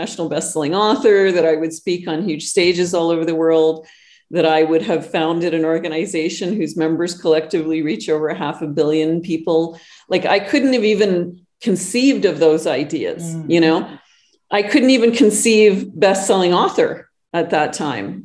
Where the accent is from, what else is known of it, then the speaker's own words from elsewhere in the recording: Northern Canada, Canada; now in Costa Rica; I'm not just Canadian, but I grew up in the backwoods of Northern Canada.